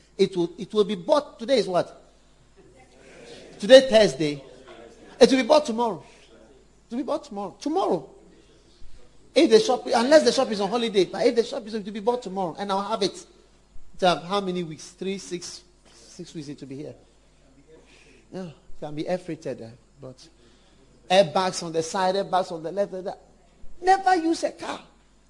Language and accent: English; London, United Kingdom; born there; I was born in London. I wasn't born in Ghana.